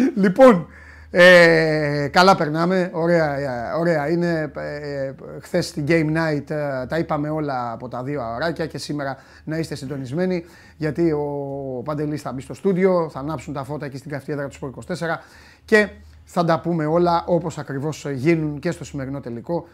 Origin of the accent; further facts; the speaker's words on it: Crete, Greece; Εγώ από την Κρήτη